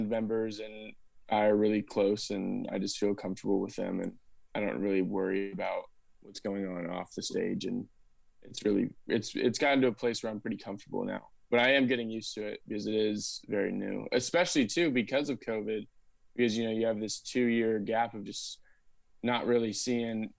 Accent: Austin, Texas, United States; I grew up in Austin. I'm a sixth generation Austinite

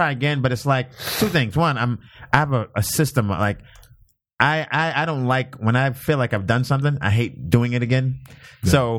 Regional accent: New York City, New York, United States; Brooklyn, New York.

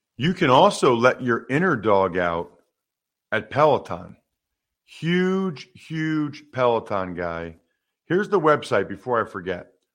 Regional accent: Reading, Pennsylvania, United States; where I grew up in Reading

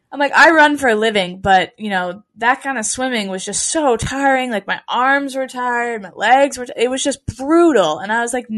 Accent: New England, United States; growing up in New England

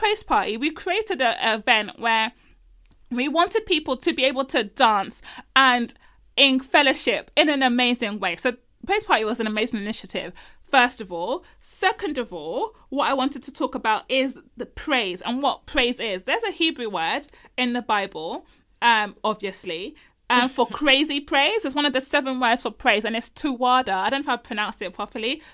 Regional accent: Nigeria; I'm Nigerian.

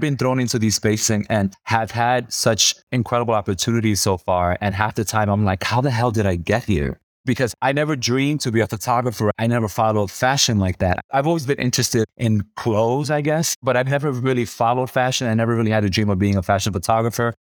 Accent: New York City, New York, United States; moved away; I grew up in New York City, and I grew up in the hood

